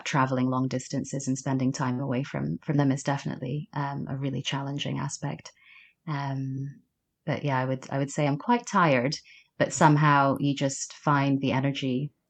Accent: Sudan; born there; accent: Mid Atlantic; also born or lived in Uganda; But I um, grew up around um, different countries in Africa. So I was born in Sudan, um, and my mother is South Sudanese, and my father was English.

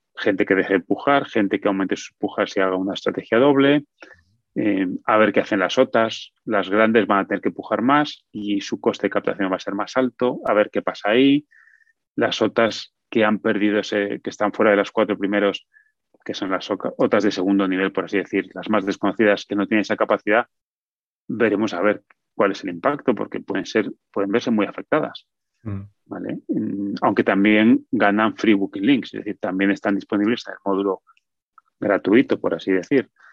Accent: Spain; now in United States; Yo soy nacionalista español, o sea, tengo nacionalidad española

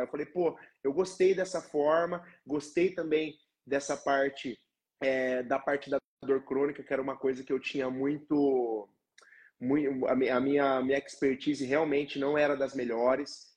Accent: Londrina, Paraná, Brazil; eu sou natural aqui de Londrina, também trabalho aqui em Londrina

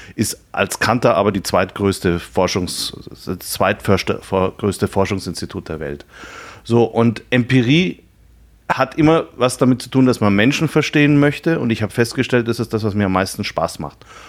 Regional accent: Nuremberg, Bavaria, Germany; also born or lived in Munich; Ich bin äh, äh, in Nürnberg geboren, habe da eine Banklehre gemacht

